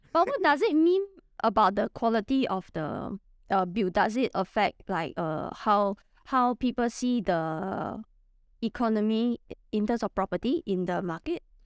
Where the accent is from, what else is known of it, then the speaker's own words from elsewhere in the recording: Singapore; I'm from Singapore, and I'm a property investor